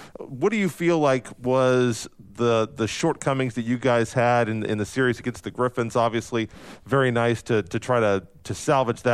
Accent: Topeka, Kansas, United States; born or raised there

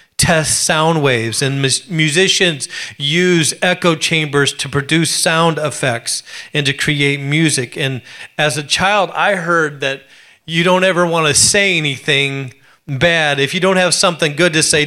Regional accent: Alaska, United States; growing up in Alaska, I was poor

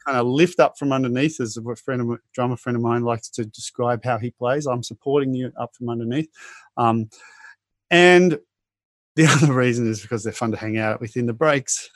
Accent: Australia; growing up in Australia

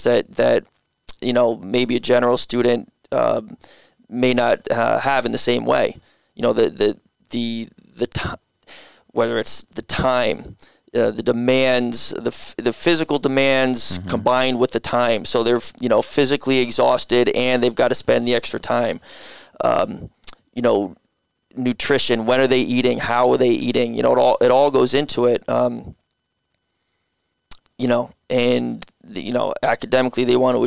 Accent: Guilford, Connecticut, United States; I grew up in Guilford

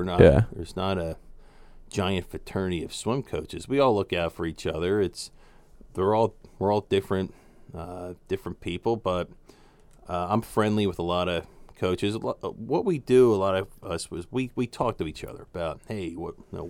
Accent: Jenkintown, Pennsylvania, United States; Jenkintown is the town where the show The Goldbergs takes place.

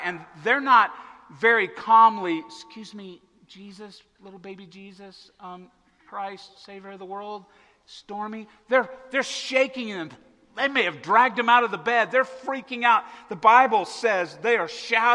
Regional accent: Arkansas-Oklahoma border, United States; I grew up on the Arkansas-Oklahoma border in the middle of Tornado Alley

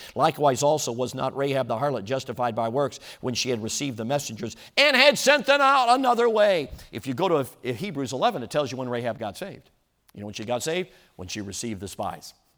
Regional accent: Chicago, Illinois, United States; moved away; Back when I was growing up, I grew up in Chicago.

